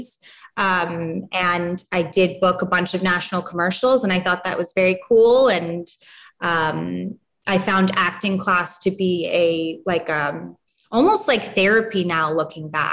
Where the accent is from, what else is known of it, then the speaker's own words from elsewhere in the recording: New York City, New York, United States; moved away as an adult; now in Los Angeles, United States; growing up in New York and being a teenager in New York